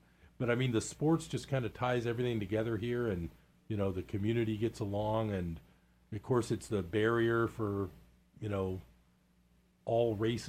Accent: Bay Area, California, United States; moved away as an adult; now in Chico, United States; I grew up in the Bay Area.

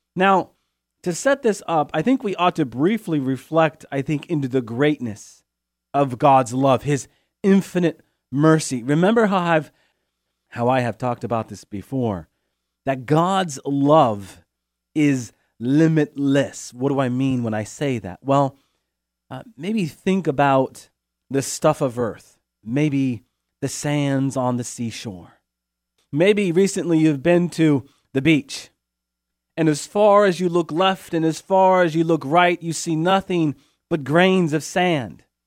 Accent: Chico, California, United States; also born or lived in Steubenville; my hometown here in Chico, California

